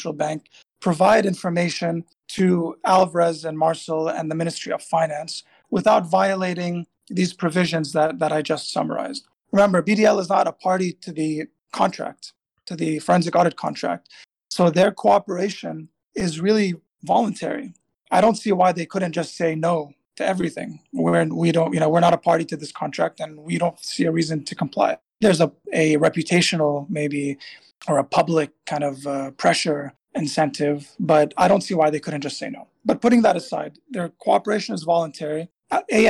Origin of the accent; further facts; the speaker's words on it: Tripoli, North Governorate, Lebanon; school in my hometown in Tripoli